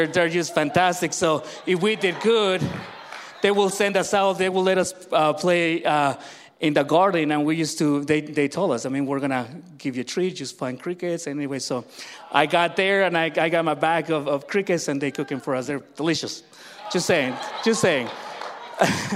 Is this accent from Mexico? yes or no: yes; Mexico; when I was born in Mexico